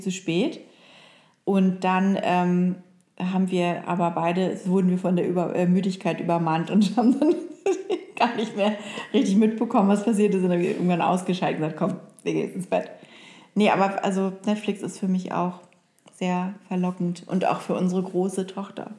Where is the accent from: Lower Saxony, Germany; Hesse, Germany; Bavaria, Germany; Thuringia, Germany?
Lower Saxony, Germany; Oldenburg; born or raised there; moved away